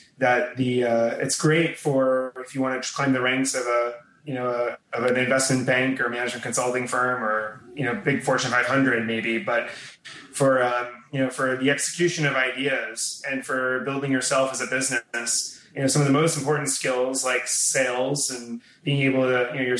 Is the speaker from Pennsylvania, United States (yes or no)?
no; Newton, Massachusetts, United States; now in New York, United States; I grew up outside of Boston in a town called Newton, or more specifically Wabun.